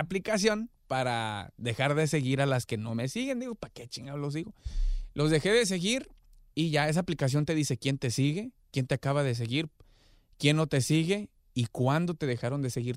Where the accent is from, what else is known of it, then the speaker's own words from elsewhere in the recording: Guadalajara, Jalisco, Mexico; now in Los Angeles, United States; soy tu compa … de Long Beach, Playa Larga, Guanatos, Colonia Lagos de Oriente, allá al lado de la Oviachi